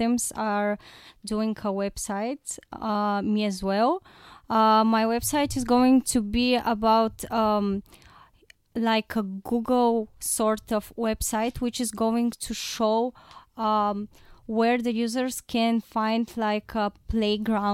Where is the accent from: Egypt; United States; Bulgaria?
Bulgaria; Plovdiv, Plovdiv Province; I'm from Plovdiv.